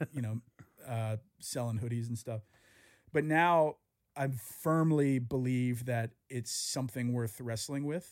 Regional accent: the South, United States; I grew up in the South

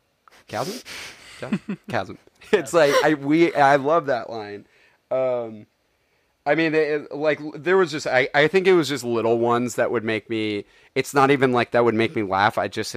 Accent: London, United Kingdom; It's like, I am from London.

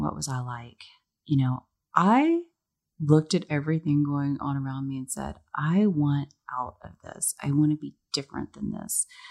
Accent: Dallas, Texas, United States; I was born and raised in Dallas, Texas

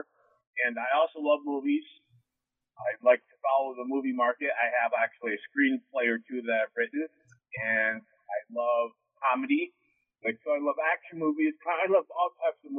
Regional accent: Wellsboro, Pennsylvania, United States

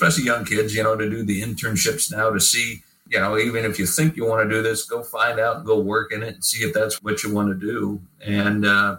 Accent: Indiana, United States; moved away as an adult; also born or lived in Alabama; now in Southern Pines, United States; I came from Indiana

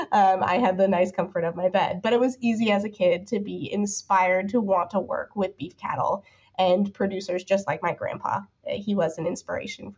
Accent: Rochester, Minnesota, United States; now in Kansas, United States; So I grew up in Rochester, Minnesota, which is in the southeast corner of the state.

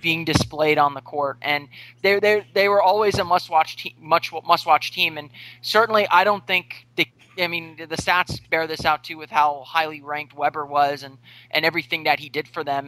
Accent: Orlando, Florida, United States; I grew up on on the East Coast. Um, you know, I'm, I'm from Orlando

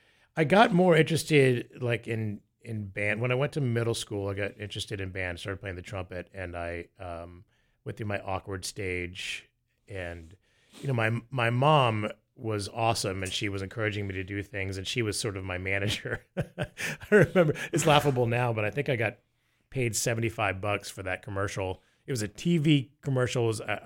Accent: Tampa, Florida, United States; I grew up in the Tampa Bay area of Florida, and then I started doing commercials when I was a kid.

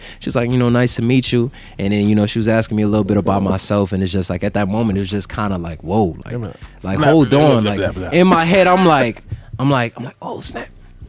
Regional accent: New York, United States; I'm not originally from Jamaica. {S6} Right. {S12} Like, I'm from New York. But, you know, growing up in a household, like, all you heard was Patois all the time.

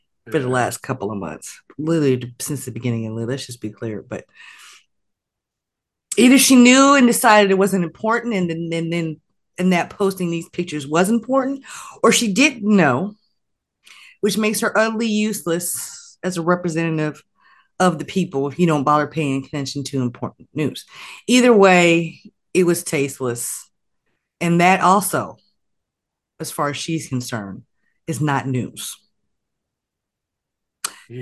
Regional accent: Oklahoma, United States; moved away; that's still my home state

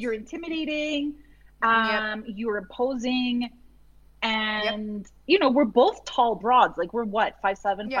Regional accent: Massachusetts, United States; born or raised there

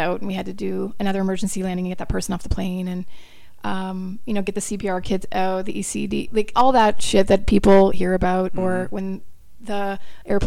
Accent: Brantford, Ontario, Canada; born or raised there; moved away as an adult; also born or lived in Florida, United States / Australia / New York City, United States

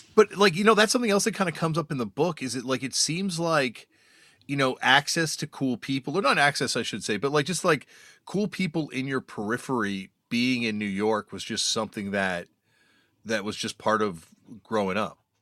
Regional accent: Toronto, Ontario, Canada; I'm growing up in Toronto

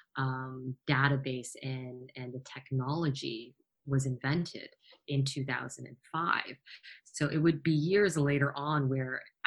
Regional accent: Toronto, Ontario, Canada; I'm from Toronto

